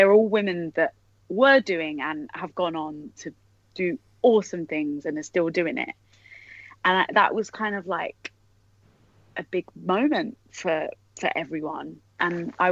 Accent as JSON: {"language": "English", "region": "London", "country": "United Kingdom", "tie": "born or raised there", "accent": "Cockney", "said": "I'm from the East End in London, and uh-huh. I'm quite Cockney and grew up with a Cockney family"}